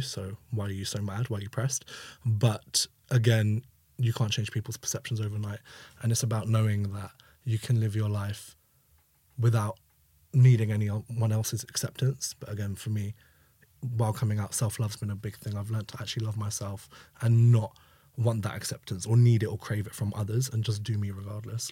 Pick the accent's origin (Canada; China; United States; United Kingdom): United Kingdom; London; growing up in East London